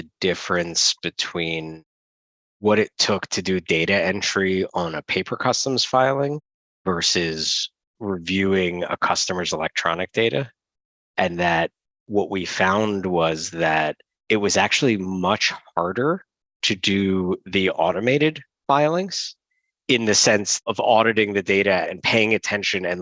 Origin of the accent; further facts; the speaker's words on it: United States; as an American